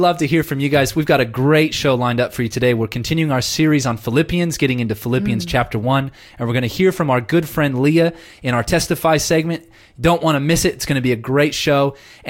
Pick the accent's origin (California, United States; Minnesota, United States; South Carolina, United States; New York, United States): California, United States; Southern; now in Newcastle, Australia; I'm from Southern California originally, and it rains like maybe 3 days a year on average.